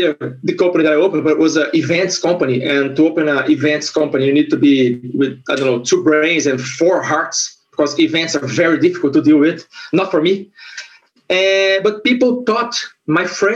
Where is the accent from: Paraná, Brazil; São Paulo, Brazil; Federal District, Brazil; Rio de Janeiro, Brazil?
Federal District, Brazil; Brasília; English is a second language; moved away as an adult; now in Portugal; I'm from Brasilia